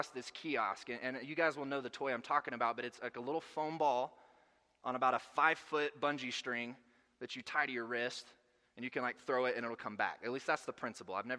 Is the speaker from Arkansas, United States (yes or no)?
yes; Arkansas, United States; moved away; I'm from Arkansas. We don't get a lot of snow there